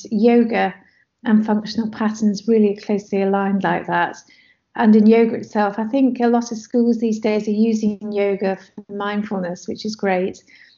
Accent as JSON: {"language": "English", "country": "Nigeria", "tie": "born or raised there", "said": "So growing up in Nigeria at that time and during the Civil War, and being in contact with other expats from different countries"}